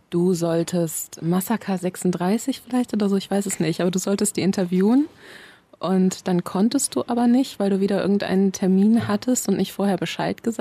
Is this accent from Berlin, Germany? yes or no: yes; Berlin, Germany; also born or lived in Bayreuth; ich ja nicht aus Bayreuth komme, sondern wir da irgendwann hingezogen sind und ich so große Teile meiner Kindheit eben auch in Berlin verliebt habe, wusste jemand, dass ich zurück möchte.